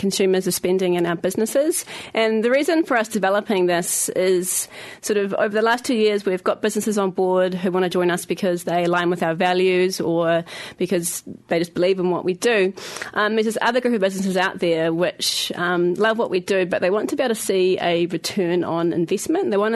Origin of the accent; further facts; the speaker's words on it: Christchurch, Canterbury, New Zealand; now in Wellington, New Zealand; I am from Christchurch